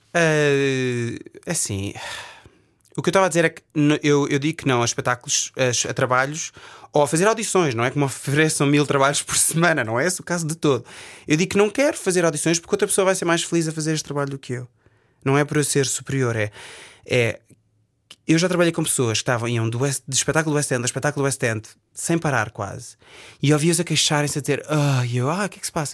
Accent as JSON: {"language": "Portuguese", "country": "Portugal", "also_born_or_lived": "England", "accent": "Portuguese", "moved": "as an adult", "lives_now": "United Kingdom"}